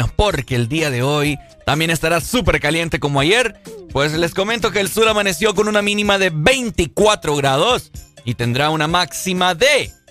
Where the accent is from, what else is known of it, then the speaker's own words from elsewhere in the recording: San Pedro Sula, Cortés, Honduras; nosotros dos nacimos aquí en San